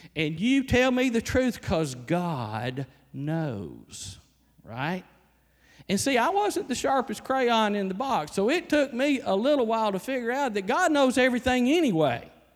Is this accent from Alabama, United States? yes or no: yes; Alabama, United States; moved away; I'm from Alabama